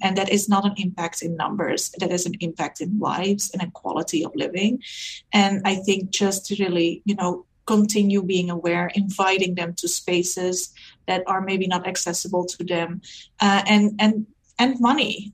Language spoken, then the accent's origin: English; Netherlands; moved away as an adult; now in Canada; coming to Canada and really rethinking um, education not being recognized, even though I'm from Europe.